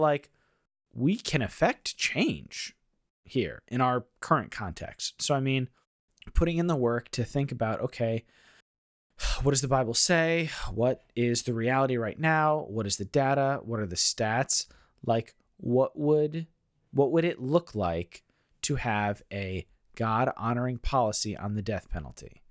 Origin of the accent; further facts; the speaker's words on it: United States; being an American